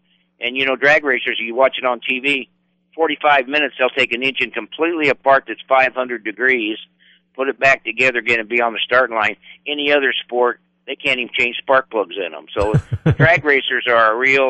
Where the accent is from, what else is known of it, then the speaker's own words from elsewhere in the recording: Florida, United States; also born or lived in Pensacola, United States / California, United States; I was raised in Florida. I was born in Pensacola.